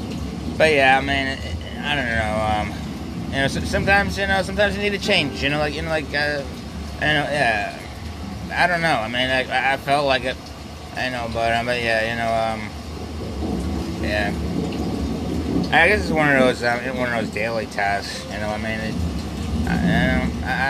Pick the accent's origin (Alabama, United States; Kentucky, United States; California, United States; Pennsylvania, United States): Pennsylvania, United States; Philadelphia; I was born in Philadelphia, I still live here